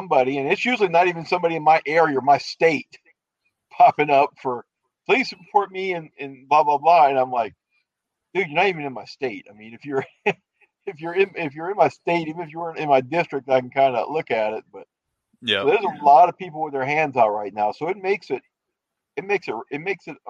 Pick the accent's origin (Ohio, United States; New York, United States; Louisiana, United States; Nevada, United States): Louisiana, United States; now in Minnesota, United States; originally, I'm from Louisiana.